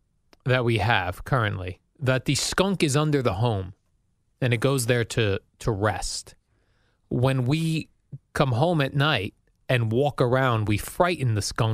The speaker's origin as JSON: {"language": "English", "region": "New Jersey", "country": "United States", "tie": "born or raised there", "said": "growing up in Jersey."}